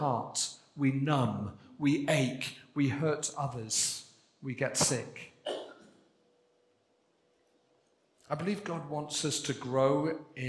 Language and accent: English; Wales, United Kingdom; I'm Welsh. I'm pleased to be Welsh. Proud to be Welsh